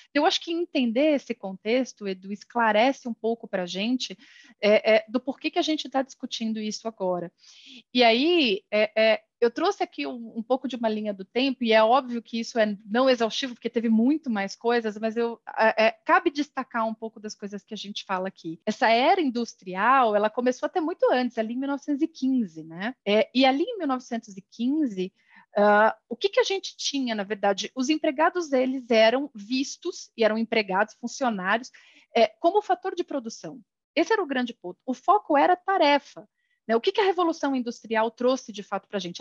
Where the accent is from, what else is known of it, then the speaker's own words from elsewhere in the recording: São Paulo, Brazil; sou nascida em São Paulo